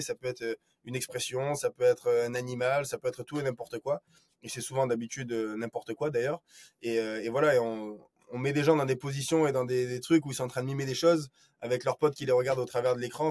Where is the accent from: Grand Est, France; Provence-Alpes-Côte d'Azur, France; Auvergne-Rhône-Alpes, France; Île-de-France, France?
Provence-Alpes-Côte d'Azur, France; Marseille; moved away as an adult; also born or lived in Rennes; sur Marseille, qui est euh, bah, moi ma, ville natale